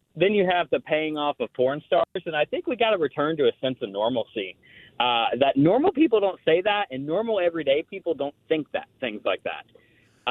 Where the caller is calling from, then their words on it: Spartanburg, South Carolina, United States; I am calling from, uh, Spar-, Spartanburg, South Carolina